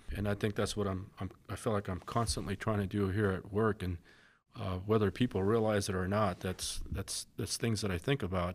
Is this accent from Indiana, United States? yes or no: no; Coolidge, Arizona, United States; I grew up in Coolidge, Arizona.